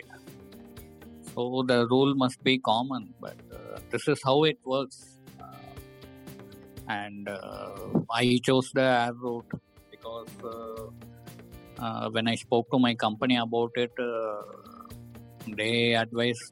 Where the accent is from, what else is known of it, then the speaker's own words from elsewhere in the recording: hometown near Coimbatore, Tamil Nadu, India; moved away as an adult; also born or lived in Nigeria; I would depart to my hometown